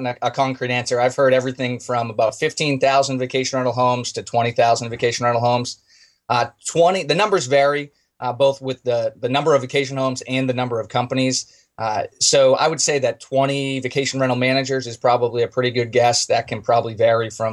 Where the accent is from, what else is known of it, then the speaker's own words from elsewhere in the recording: outside of Boston, Massachusetts, United States; moved away as an adult; also born or lived in Charlotte, North Carolina; now in Outer Banks, United States; I grew up outside of Boston, graduated from UMass